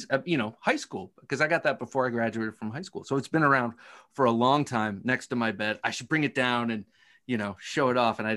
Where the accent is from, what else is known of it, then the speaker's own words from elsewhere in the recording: Ohio, United States; I grew up in Ohio